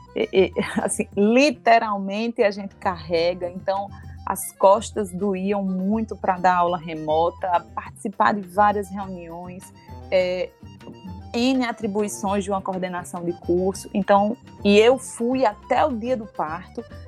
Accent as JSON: {"language": "Portuguese", "region": "Rio Grande do Norte", "country": "Brazil", "also_born_or_lived": "Minas Gerais", "said": "Passei no concurso e vim, pra, voltei para minha terra"}